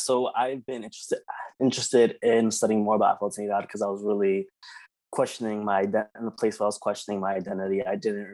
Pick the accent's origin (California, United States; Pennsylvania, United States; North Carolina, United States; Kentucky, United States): Pennsylvania, United States; Philadelphia; also born or lived in New York; I was born in New York, actually. So I was born in Dyckman in New York, and then moved from Dyckman to Philadelphia when I was 3.